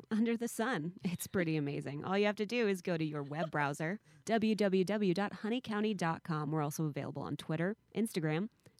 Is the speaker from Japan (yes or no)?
yes; Tokyo, Japan; also born or lived in Virginia; now in United States; The funny thing is, I grew up in Tokyo. Well, between Virginia and Tokyo, but I never had sushi in Japan, ever.